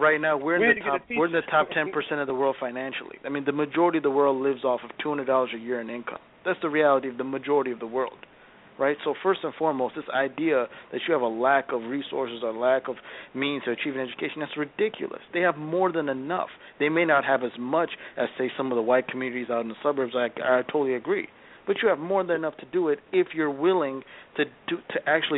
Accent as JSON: {"language": "English", "country": "Ethiopia", "moved": "yes", "lives_now": "United States", "said": "I'm an African by descent. I'm naturally from Ethiopia"}